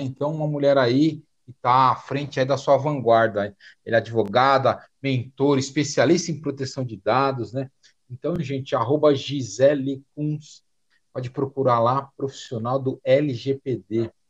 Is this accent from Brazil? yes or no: yes; São Paulo, Brazil; also born or lived in Florianópolis; Eu sou de São Paulo, tô em Florianópolis